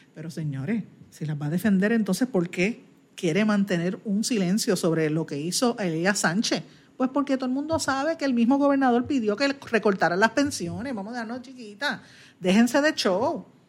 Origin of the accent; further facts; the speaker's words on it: Puerto Rico; Nosotros estamos enfrentando ahora mismo en Puerto Rico uno de los peores momentos para lo que es la identidad como puertorriqueño nuestra